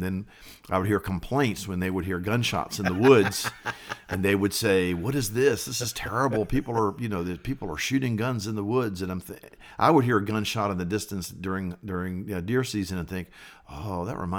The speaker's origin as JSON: {"language": "English", "town": "Richmond", "region": "Virginia", "country": "United States", "tie": "born or raised there", "said": "Yes, I was born and raised in Richmond, Virginia. I sort of lived all over Richmond."}